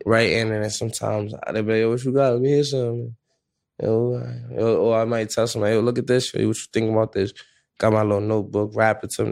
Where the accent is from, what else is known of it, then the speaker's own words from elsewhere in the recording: New York City, New York, United States; I'm from the Bronx